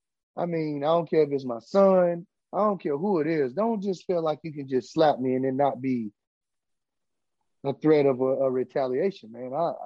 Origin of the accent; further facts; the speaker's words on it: United States; I'm from Roosevelt Village, man. I'm from Roosevelt Village, Sly.